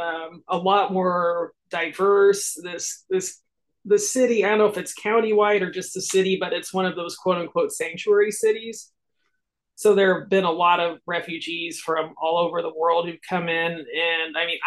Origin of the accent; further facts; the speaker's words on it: Lincoln, Nebraska, United States; In Lincoln, Nebraska. So I'm still here.